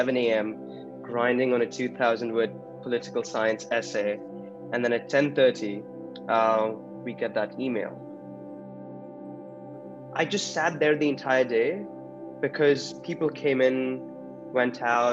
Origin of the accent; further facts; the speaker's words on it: Mumbai, Maharashtra, India; moved away as an adult; now in Canada; I'm from Mumbai, India